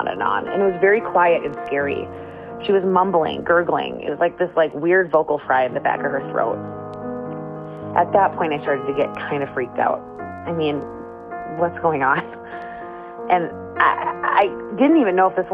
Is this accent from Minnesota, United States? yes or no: yes; Minnesota, United States; I'm in eighth grade, and I'm from Minnesota